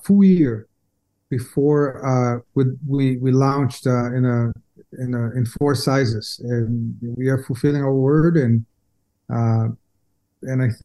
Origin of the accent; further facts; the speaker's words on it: São Paulo, Brazil; moved away; So I grew up in Brazil, São Paulo, okay. Brazil, most of my life